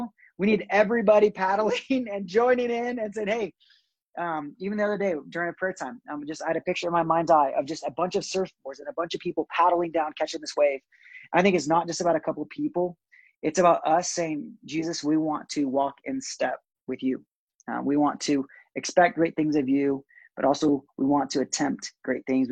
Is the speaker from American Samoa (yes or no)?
no; Brazil; also born or lived in California; now in Denver, United States; I was born in California. I was raised in Brazil